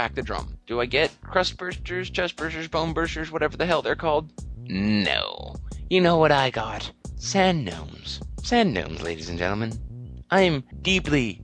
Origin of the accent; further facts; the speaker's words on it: Canada; Canada, my hometown